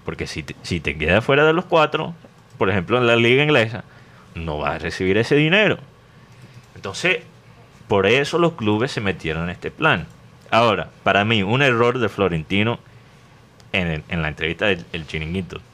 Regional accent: Barranquilla, Atlántico, Colombia; now in United States

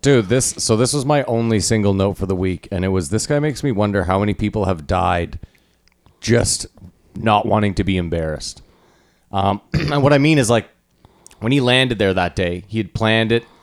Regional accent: Ottawa, Ontario, Canada; we're from Ottawa, where you would assume, like, oh, it's impossible to make it in comedy, but multiple people have made it out of here

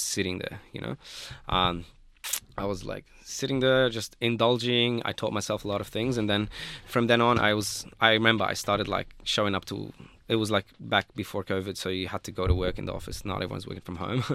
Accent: Lebanon; moved away as an adult; now in Australia; I'm not from Beirut, like, uh, I'm from Lebanon and Beirut is the capital there

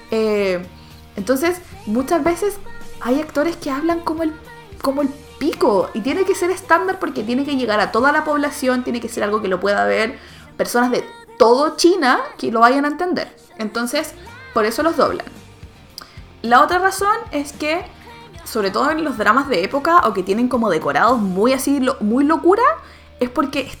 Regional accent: Chile

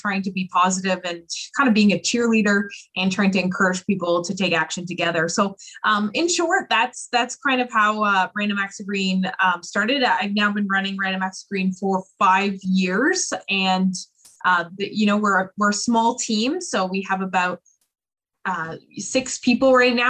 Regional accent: Oakville, Ontario, Canada; also born or lived in Peterborough, Ontario; I was born and raised in Oakville, Ontario, and I moved to Peterborough, Ontario when I was about 18 years old

